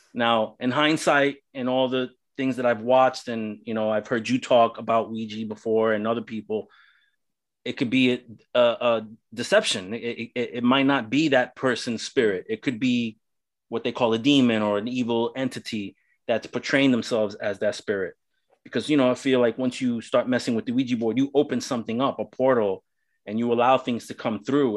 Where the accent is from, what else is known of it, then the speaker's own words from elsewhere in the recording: New York City, New York, United States; now in Central Florida, United States; I'm originally from New York City. Um, I grew up in the ghettos of New York City